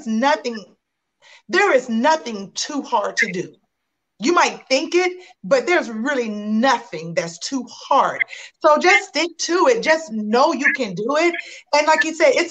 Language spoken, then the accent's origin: English; Tennessee, United States; I'm from Tennessee